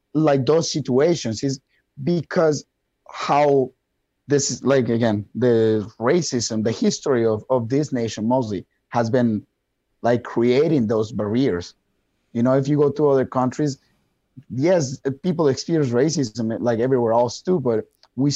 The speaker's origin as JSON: {"language": "English", "country": "Colombia", "second_language": "English", "moved": "yes", "lives_now": "Wisconsin, United States", "said": "I have a very thick accent and I'm from Colombia"}